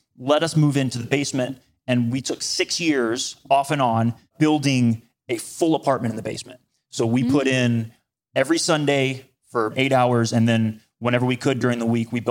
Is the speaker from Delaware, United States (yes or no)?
no; Chattanooga, Tennessee, United States; So I grew up in Chattanooga, Tennessee, about 2.5 hours from here.